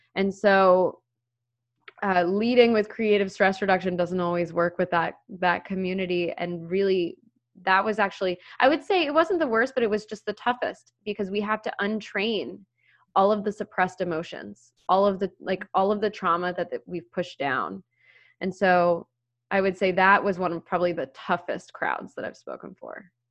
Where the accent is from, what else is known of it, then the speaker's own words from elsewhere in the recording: Maryland, United States; now in Philadelphia, United States; I grew up in Maryland